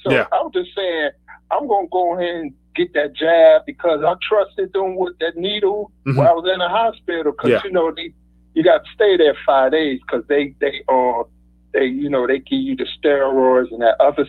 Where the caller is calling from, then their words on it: Detroit, Michigan, United States; from Detroit.